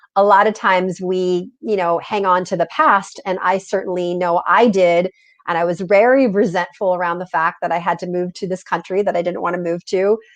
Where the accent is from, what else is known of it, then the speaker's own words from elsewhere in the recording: Southern California, United States; English is a second language; I had gone to elementary, middle, and high school, private schools here in Southern California.